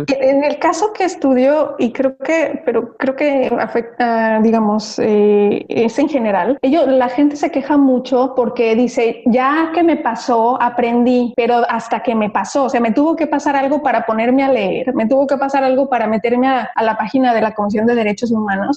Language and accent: Spanish; Mexico; moved away as an adult; now in Belgium; como persona, como mexicana